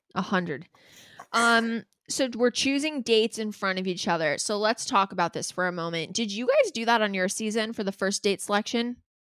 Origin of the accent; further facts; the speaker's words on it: Calabasas, California, United States; We're both from Calabasas